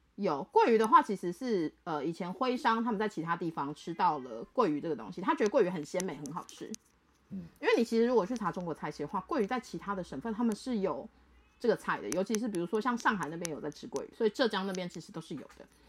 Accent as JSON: {"language": "Chinese", "country": "Taiwan", "said": "我所谓的拿手菜就是我的家乡菜嘛，嗯，所以我那时候会弄，比如说就是弄中菜或是台湾菜啊"}